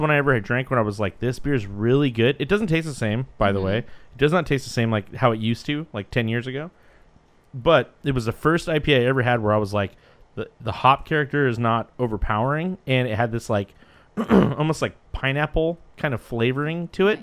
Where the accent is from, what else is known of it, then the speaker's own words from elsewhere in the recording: Santa Cruz, California, United States; I'm from Santa Cruz